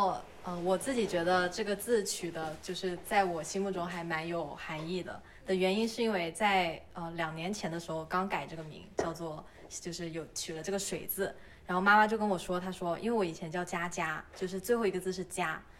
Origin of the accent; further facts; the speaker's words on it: Shenzhen, Guangdong, China; now in Toronto, Canada; 我是深圳人，